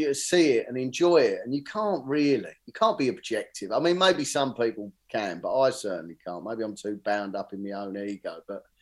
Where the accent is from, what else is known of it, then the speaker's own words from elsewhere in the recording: Bexleyheath, London, United Kingdom; I grew up in Barnhurst in Bexley Heath, and so it was, you know, the other side of London